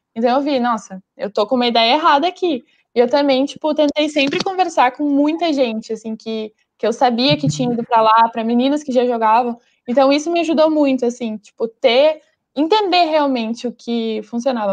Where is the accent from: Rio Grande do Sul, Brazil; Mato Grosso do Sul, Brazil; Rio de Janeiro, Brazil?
Rio Grande do Sul, Brazil; Porto Alegre; Eu sou de Porto Alegre